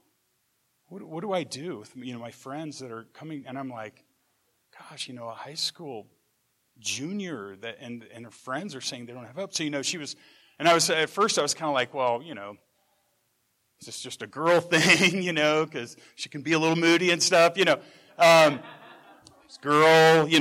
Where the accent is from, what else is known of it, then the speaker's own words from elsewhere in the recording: Ord, Nebraska, United States; I'm from Ord, Nebraska